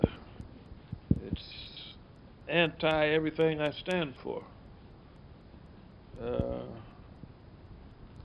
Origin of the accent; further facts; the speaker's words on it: Los Angeles, California, United States; also born or lived in Santa Barbara; I was born and raised in Los Angeles, California